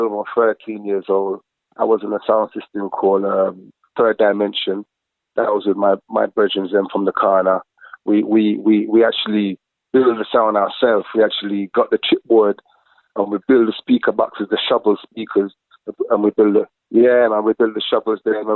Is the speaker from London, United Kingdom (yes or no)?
yes; London, United Kingdom; I'm born in London, in Harlesden